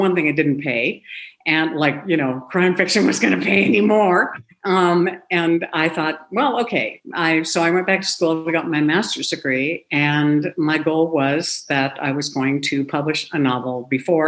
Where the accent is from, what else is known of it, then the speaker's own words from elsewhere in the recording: Seldovia, Alaska, United States; I was born in Alaska. I've lived there all my life